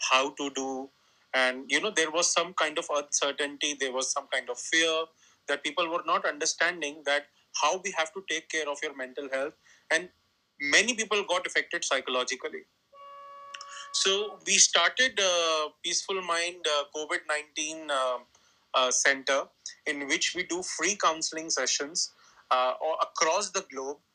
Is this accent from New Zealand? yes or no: no; New Delhi, Delhi, India; I am from India, New Delhi, and I work on mental health.